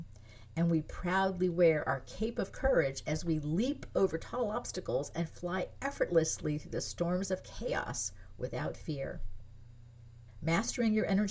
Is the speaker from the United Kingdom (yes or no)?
no; France; moved away; I was born in France. I grew up in France. Most of my family's French. I speak French